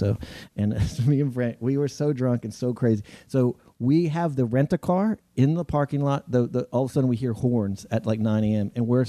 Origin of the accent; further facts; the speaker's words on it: Texas, United States; I grew up in Texas